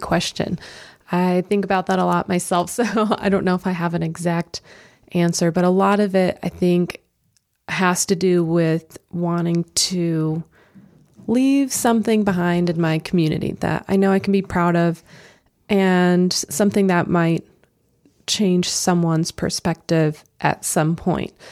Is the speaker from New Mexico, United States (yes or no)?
yes; Albuquerque, New Mexico, United States; now in Idaho, United States; I am originally from Albuquerque, New Mexico, and moved up to Idaho in about 2012